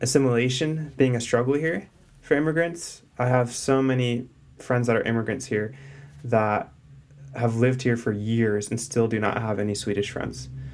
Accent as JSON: {"language": "English", "country": "United States", "said": "as an American"}